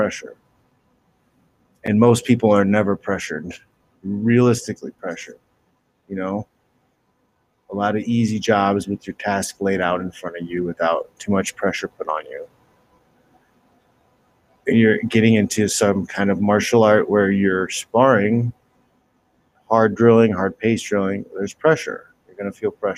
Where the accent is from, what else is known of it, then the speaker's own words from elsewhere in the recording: Midwest, United States; I grew up in the Midwest